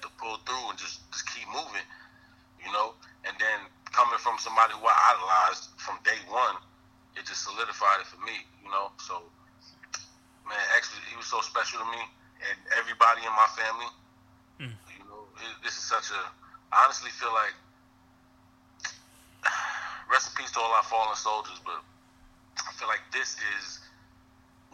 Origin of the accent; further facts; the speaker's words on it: Mount Vernon, New York, United States; also born or lived in Yonkers, New York; I'm from Mount Vernon, the city next door